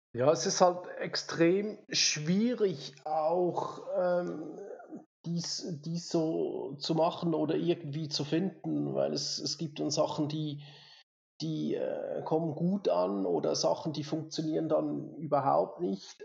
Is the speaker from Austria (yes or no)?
no; Switzerland; moved away as an adult; now in Lenzerheide, Switzerland; 200 Kilometer weg vom eigentlichen Daheim, wo ich aufgewachsen bin, was jetzt natürlich für unsere Schweizer Verhältnisse